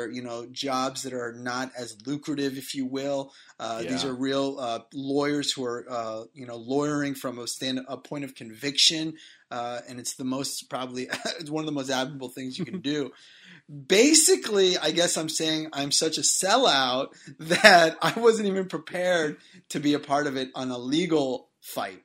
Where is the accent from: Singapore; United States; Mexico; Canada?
United States; Boston, Massachusetts; I am from Boston. I don't have an accent